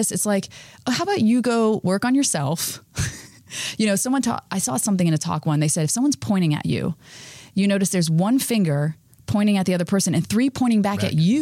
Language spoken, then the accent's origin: English; Florida, United States; I grew up in Florida. It rained on one side of the street and not the other.